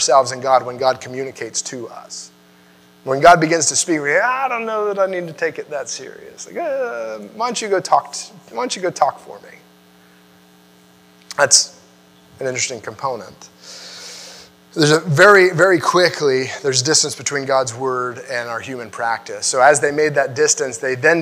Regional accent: United States; I like being an American

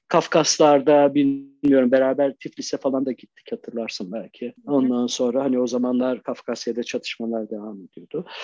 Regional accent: Şanlıurfa, Turkey; moved away; Urfa'da doğdum

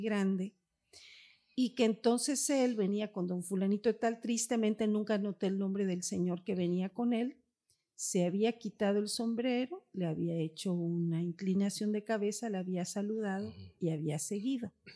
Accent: Campeche, Mexico; soy campechana, tercera edad

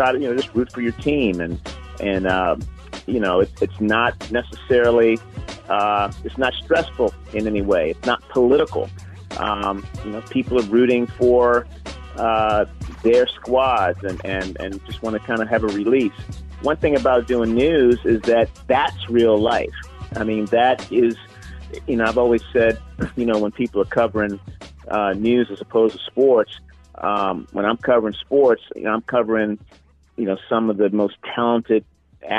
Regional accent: Baltimore, Maryland, United States; growing up in Baltimore, Maryland, my folks

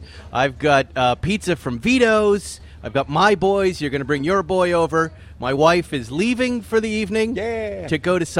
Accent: Ireland; I'm an Irishman myself.

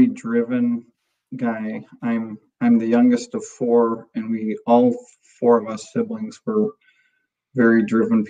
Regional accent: Minnesota, United States; moved away as an adult; also born or lived in North Dakota / Willmar, Minnesota; I'm from Minnesota originally, and I've lived in North Dakota the last 20 years of my life. Just moved back to Minnesota last summer.

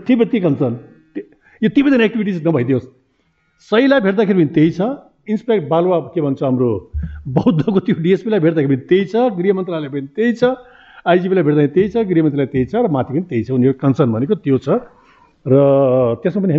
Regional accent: Kailali, Sudurpashchim Province, Nepal; मेरो घर त कैलाली हो

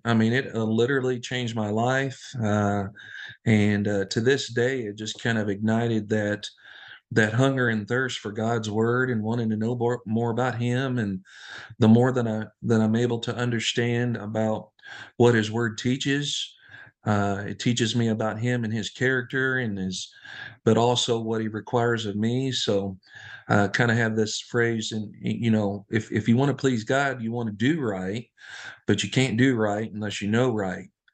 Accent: Floyds Knobs, Indiana, United States; we grew up in, uh, Floyd Snobbs, Indiana

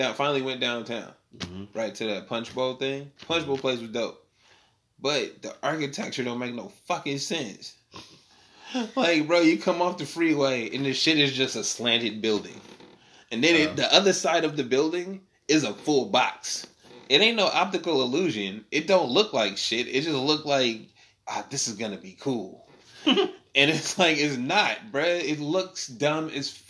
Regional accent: Sacramento, California, United States; we broadcast it right now from Sacramento. It's my hometown

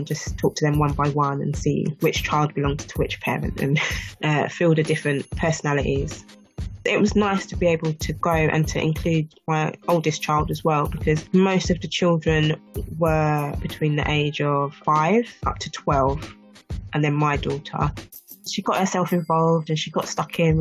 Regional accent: England, United Kingdom

